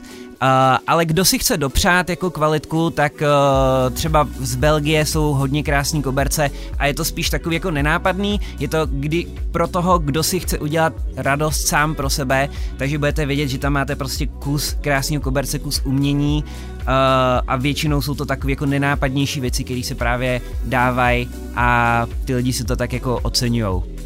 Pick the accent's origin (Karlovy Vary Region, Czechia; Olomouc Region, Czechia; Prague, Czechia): Karlovy Vary Region, Czechia; Karlovy Vary; My jsme spolužáci původně z Karlových varů